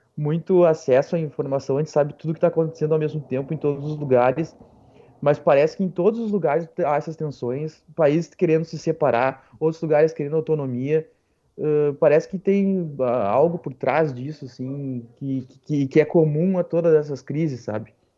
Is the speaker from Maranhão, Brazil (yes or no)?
no; interior of Rio Grande do Sul, Brazil; eu sou do interior do Rio Grande do Sul